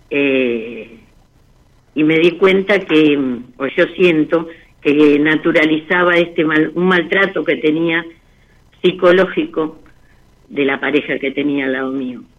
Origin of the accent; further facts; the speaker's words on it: Lanús, Buenos Aires Province, Argentina; De Lanús.